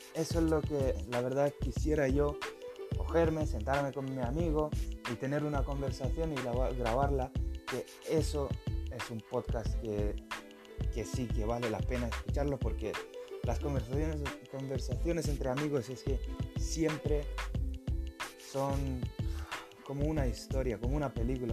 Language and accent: Spanish; Lithuania; Spanish is a second language; also born or lived in Spain; now in Norway; yo soy lituano, eh, vive en Noruega, bueno, trabajo en Noruega